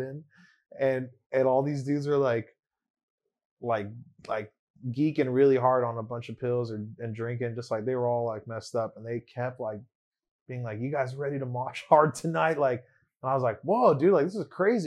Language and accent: English; Long Beach, California, United States; first language English